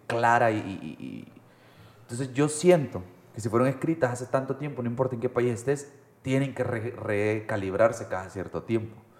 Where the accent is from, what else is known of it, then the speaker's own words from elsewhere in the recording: El Salvador; como salvadoreños